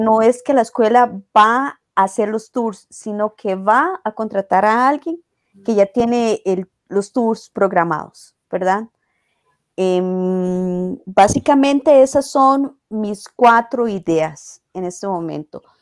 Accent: Costa Rica; yo digo que soy de Costa Rica

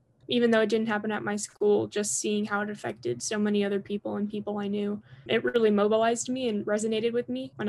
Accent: South Florida, United States; I grew up in South Florida, very close to Parkland.

